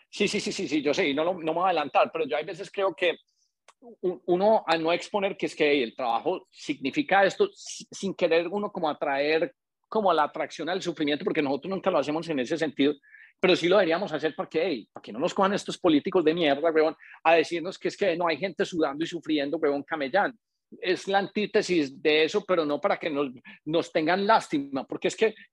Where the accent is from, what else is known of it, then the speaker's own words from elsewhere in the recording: Paisa, Antioquia, Colombia; moved away; also born or lived in Bogotá; para nosotros que somos paisas todos, yo soy un paisa medio arrolado, digo yo, porque yo viví 18 años